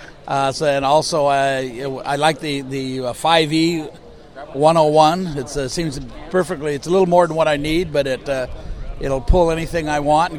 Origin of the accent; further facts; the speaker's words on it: Hemet, California, United States; I'm from Hemet, California.